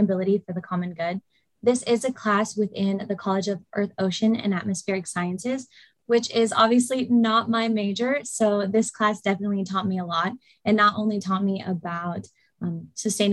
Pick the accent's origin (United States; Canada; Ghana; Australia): United States; Las Vegas, Nevada; moved away as an adult; also born or lived in Maui, Hawaii; now in Corvallis, United States; I'm originally from Maui, Hawaii, but I basically grew up in Las Vegas, Nevada for the majority of my life.